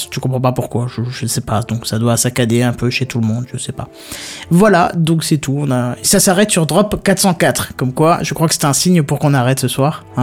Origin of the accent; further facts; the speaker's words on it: Belgium; Je suis belge hein, une fois.